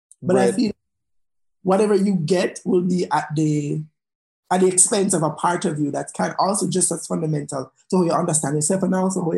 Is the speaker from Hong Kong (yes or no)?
no; Jamaica; I, as a Jamaican batty man